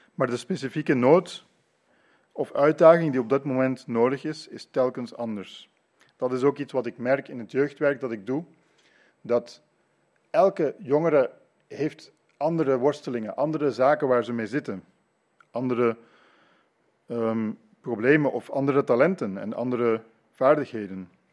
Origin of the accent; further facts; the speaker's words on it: Leuven, Flanders, Belgium; moved away as an adult; now in Ypres, Belgium; Ik ben in Leuven grootgebracht en het is negen jaar geleden dat wij naar Ypres verhuisd zijn.